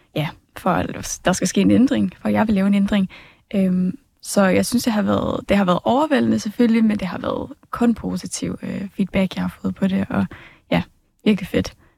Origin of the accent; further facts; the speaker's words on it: Smørum, Capital Region of Denmark, Denmark; jeg kommer fra Smørmag